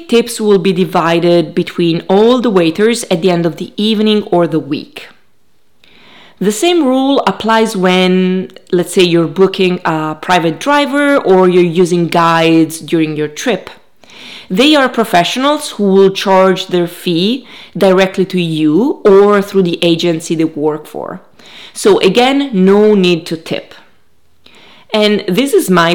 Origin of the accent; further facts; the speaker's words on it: Italy; now in United States; I'm from Italy